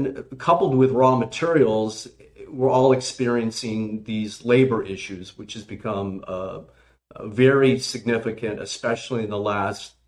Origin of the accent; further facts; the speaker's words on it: California, United States; now in Virginia, United States; I'm from California